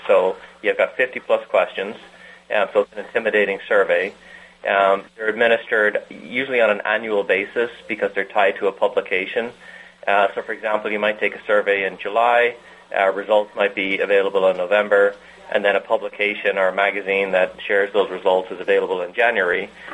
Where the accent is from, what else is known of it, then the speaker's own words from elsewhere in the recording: Ireland; moved away as an adult; also born or lived in Antwerp, Belgium / Detroit, United States; now in United States; growing up in Ireland and into university